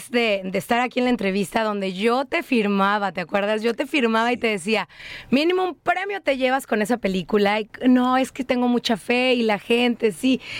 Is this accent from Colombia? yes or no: no; Mexico; mexicanos sabemos lo del sape